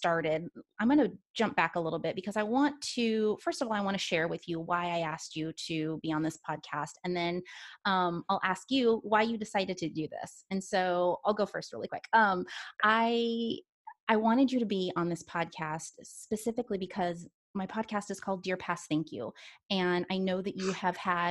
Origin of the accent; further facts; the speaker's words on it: Washington, United States; moved away; I grew up in Washington